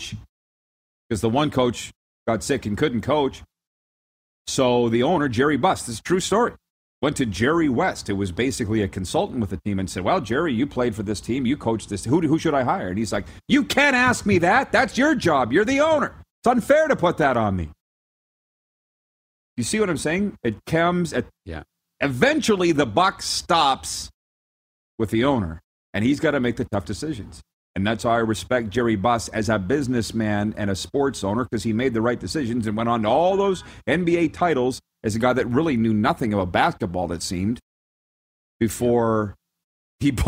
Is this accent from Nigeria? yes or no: no; Canada; I am Canadian